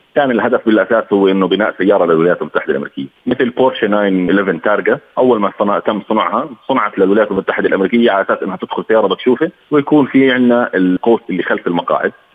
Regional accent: Jordan; احنا عندنا في الاردن

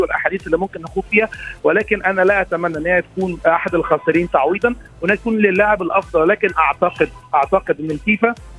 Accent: Egypt; كوني مصري

